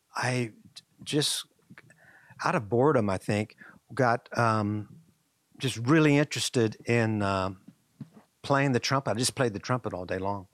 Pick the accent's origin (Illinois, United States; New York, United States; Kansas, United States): Kansas, United States; Marion; I grew up in Marion, Kansas